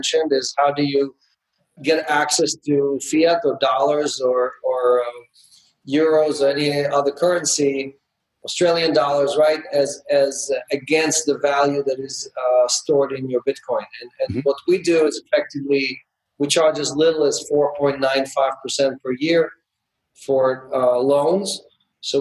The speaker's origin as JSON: {"language": "English", "country": "Israel", "tie": "born or raised there", "also_born_or_lived": "Ukraine", "moved": "as an adult", "lives_now": "United States", "said": "I was born into communism in the Ukraine back in the 60s. I grew up in Israel and socialism and spent the last 30 years in capitalism in the United States"}